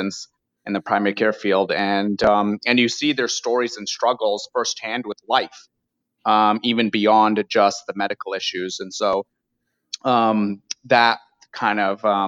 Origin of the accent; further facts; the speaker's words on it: Iowa, United States; moved away as an adult; now in Los Angeles, United States; I'm from Iowa originally, born, raised amongst cows and cornfields in the heartland of the country